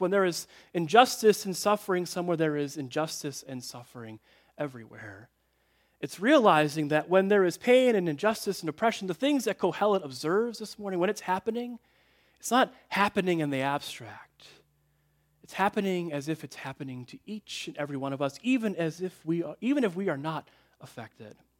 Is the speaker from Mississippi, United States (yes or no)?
no; Chicago, Illinois, United States; I grew up in Chicagoland